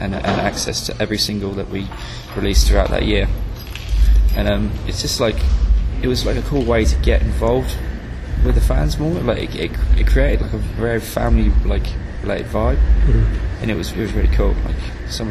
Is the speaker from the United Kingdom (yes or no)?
yes; south coast of England, United Kingdom; From the south coast of England, sort of scattered about